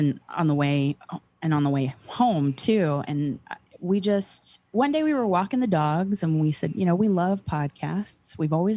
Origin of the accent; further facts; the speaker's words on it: Florida, United States; We're from Florida